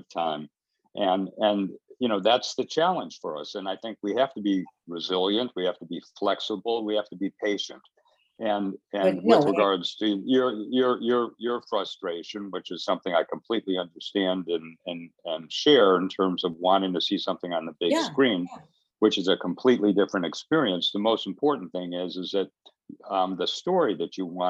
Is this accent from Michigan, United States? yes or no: yes; Detroit, Michigan, United States; moved away; also born or lived in Los Angeles; I was born in Detroit and grew up around the time of the Detroit riots in the 60s.